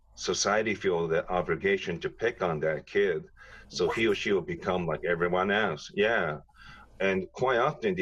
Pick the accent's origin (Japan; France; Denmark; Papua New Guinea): Japan; moved away; growing up in Japan